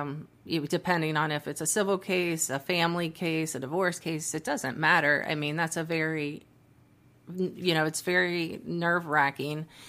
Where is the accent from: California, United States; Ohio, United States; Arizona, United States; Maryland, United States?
Ohio, United States; Cincinnati; moved away as an adult; also born or lived in Dayton, Ohio; now in Texas, United States; born and raised in Cincinnati, Ohio.